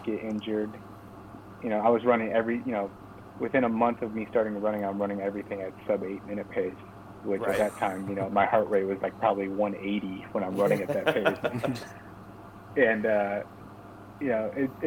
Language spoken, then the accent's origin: English; Chardon, Ohio, United States; we're both from Chardon.